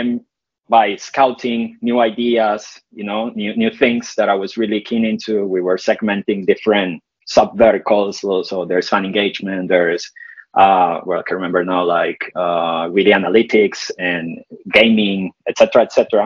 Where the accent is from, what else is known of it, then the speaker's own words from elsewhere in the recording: Colombia; moved away as an adult; now in United Kingdom; I'm Colombian originally, but I've been living in the UK now for some years, so part British.